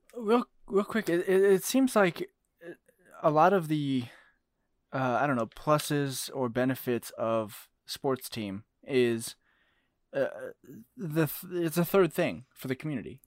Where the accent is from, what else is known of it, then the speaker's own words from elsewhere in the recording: Arizona, United States; growing up in Arizona, we were Suns fans